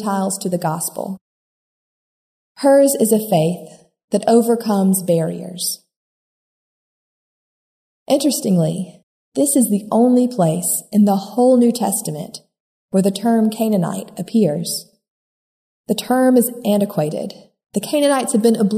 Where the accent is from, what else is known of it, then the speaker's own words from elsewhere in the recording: United States; can be hard for Americans to hide our Americanness